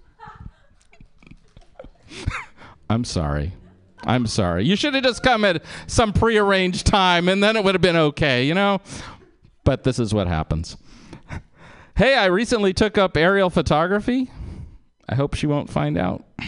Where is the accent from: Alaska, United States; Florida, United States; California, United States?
California, United States; Berkeley; I was born in Berkeley